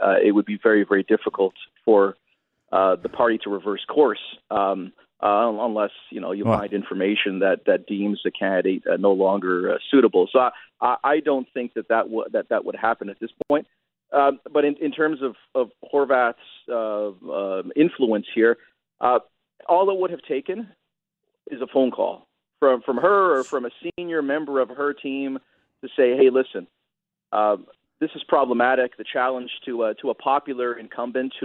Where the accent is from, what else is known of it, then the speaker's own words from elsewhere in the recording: Brampton, Ontario, Canada; I had a Broadbent poster up in my locker, you know, circa grade 9, grade 10, growing up in Brampton